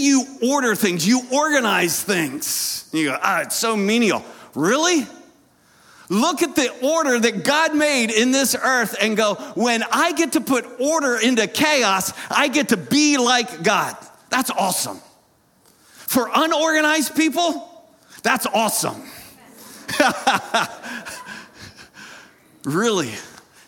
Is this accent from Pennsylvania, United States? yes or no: yes; Lancaster County, Pennsylvania, United States; I grew up in Lancaster County, Pennsylvania